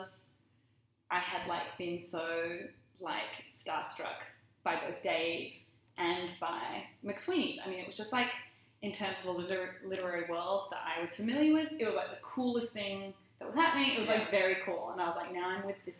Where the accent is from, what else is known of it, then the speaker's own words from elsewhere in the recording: Australia; moved away as an adult; being Australian definitely helped. Like, he just noticed me cause I was Australian